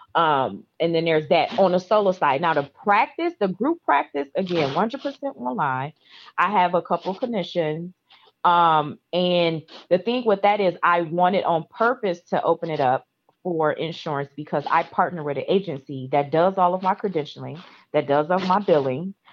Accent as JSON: {"language": "English", "region": "Midwest", "country": "United States", "moved": "yes", "said": "I'm from the Midwest and it's cold"}